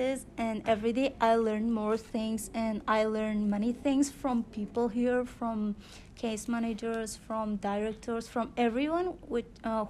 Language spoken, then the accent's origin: English; Afghanistan; English is a second language; moved away as an adult; now in Canada; I'm from Afghanistan. I lived there like 19 and a half years. I born there and I raised there.